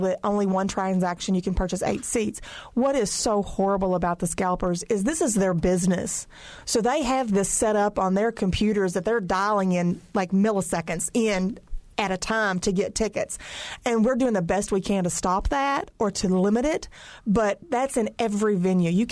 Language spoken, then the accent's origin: English; Kentucky, United States; now in Brown County, Indiana, United States; I'm from Kentucky